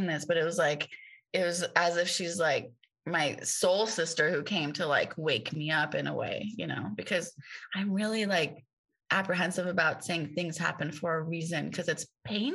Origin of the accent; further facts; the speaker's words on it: Tehran, Tehran Province, Iran; now in United States; I grew up in the only Hindu temple in Tehran where my father was the pujari